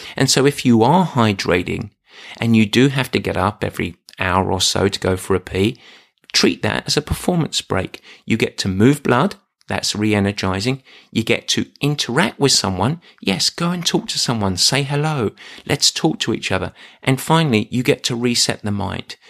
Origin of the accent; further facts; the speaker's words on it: England, United Kingdom; I'm English.